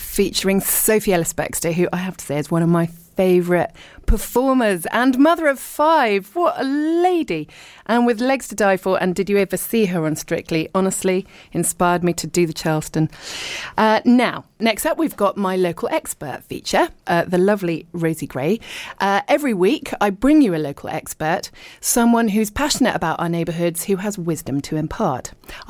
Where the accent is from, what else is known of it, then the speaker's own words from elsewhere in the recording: Richmond, London, United Kingdom; born there; I was born in Richmond a long time ago, but then I moved all around the world and I'm now living back in the UK and I live in East Sheen, leafy East Sheen.